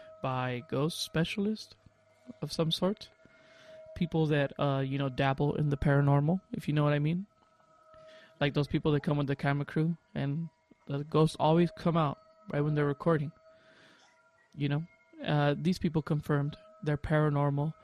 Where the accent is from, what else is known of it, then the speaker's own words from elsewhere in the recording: Santa Maria, California, United States; now in Georgia, United States; I'm from Santa Maria